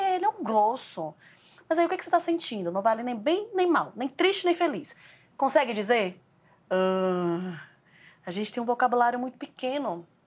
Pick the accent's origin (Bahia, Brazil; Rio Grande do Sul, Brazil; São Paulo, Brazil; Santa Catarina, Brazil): Bahia, Brazil; Sou baiana